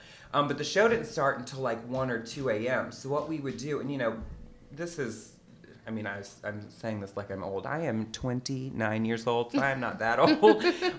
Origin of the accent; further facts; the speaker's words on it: New Orleans, Louisiana, United States; I'm born and raised, baby.